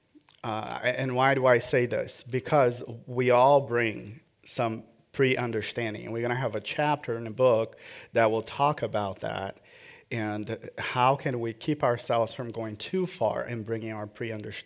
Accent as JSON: {"language": "English", "country": "Brazil", "tie": "born or raised there"}